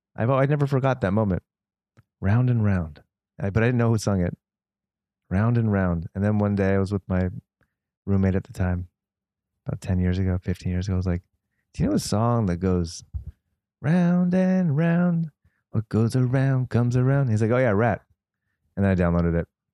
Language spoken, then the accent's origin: English; Los Angeles, California, United States; as a kid, I grew up in the Valley